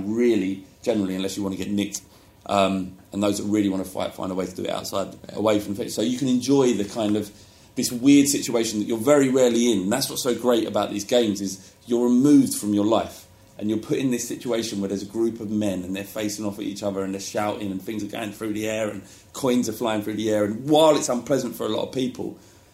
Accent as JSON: {"language": "English", "region": "London", "country": "United Kingdom", "tie": "born or raised there", "also_born_or_lived": "Woodford", "said": "I grew up in Holloway"}